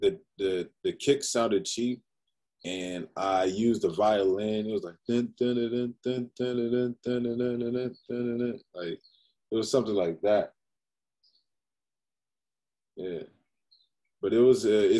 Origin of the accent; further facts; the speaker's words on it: Prince George's County, Maryland, United States; I grew up in Prince George's County, Maryland, PG County